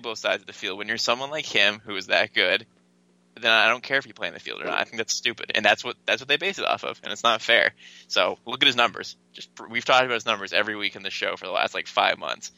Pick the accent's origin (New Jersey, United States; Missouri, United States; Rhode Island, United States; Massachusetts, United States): Massachusetts, United States; Malden; I was born in Malden, too